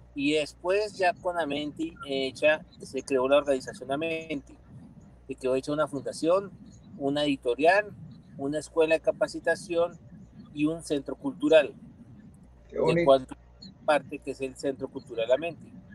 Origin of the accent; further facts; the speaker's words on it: Bogotá, Colombia; nací en Bogotá en 1965.